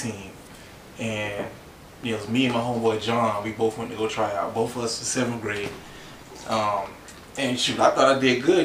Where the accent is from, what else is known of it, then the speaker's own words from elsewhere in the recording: Orangeburg, South Carolina, United States; also born or lived in Charleston, South Carolina; I grew up in Orangeburg